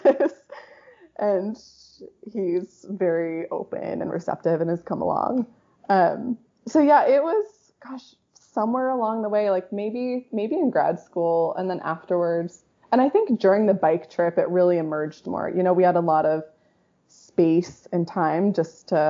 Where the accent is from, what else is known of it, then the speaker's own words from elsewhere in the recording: Rhode Island, United States; now in Seattle, United States; I predominantly grew up in Rhode Island, but my parents are from the West Coast, from California and Oregon